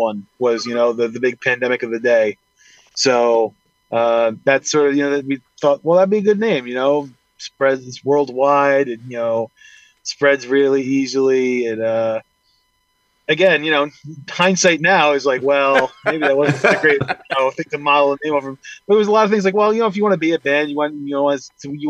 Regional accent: Huntington, New York, United States; I'm from Huntington, New York

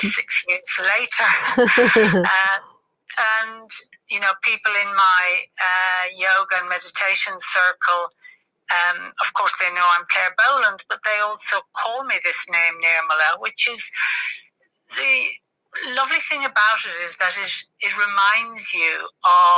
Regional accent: Ireland; moved away as an adult; also born or lived in Dublin; now in England; I was born in Ireland

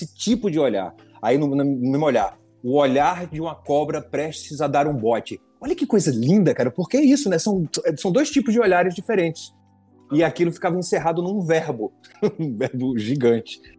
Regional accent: Pernambuco, Brazil; Eu sou pernambucano

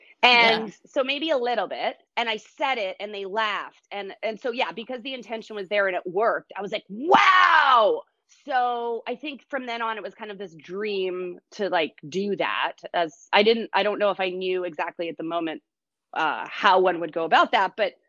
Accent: Brazil; born there; I was born in Brazil, and I lived in a bunch of different countries.

